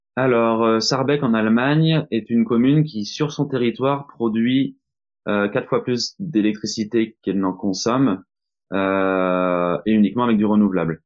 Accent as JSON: {"language": "French", "region": "Normandy", "country": "France", "said": "je suis français, je suis normand"}